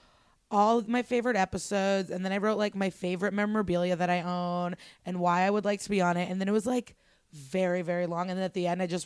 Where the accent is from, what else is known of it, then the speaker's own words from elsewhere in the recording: Skokie, Illinois, United States; moved away as an adult; also born or lived in Russia / Soviet Union (born); now in New York, United States; I'm from Chicago. Mm-hmm. So, well, Skokie in Chicago. And then... I've been living in New York for like a year and a few months